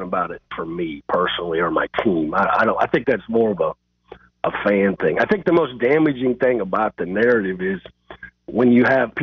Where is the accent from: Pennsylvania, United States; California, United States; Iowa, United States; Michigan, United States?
Iowa, United States; I'm from Iowa